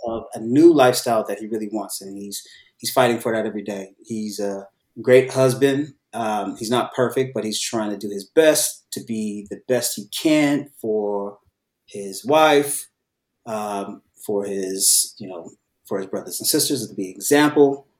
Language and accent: English; Bay Area, California, United States; now in Los Angeles, United States; I was born in the Bay Area.